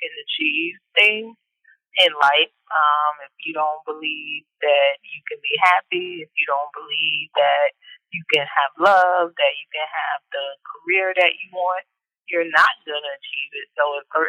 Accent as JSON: {"language": "English", "region": "Northeast Louisiana", "country": "United States", "tie": "born or raised there", "moved": "yes", "lives_now": "Maryland, United States", "said": "I am originally born and raised in Northeast Louisiana"}